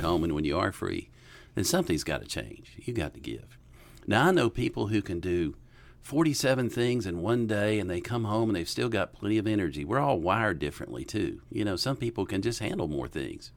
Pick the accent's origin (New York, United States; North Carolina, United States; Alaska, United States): North Carolina, United States; Western; moved away as an adult; also born or lived in Jackson, Mississippi; now in Bonita Springs, United States; I grew up in Western North Carolina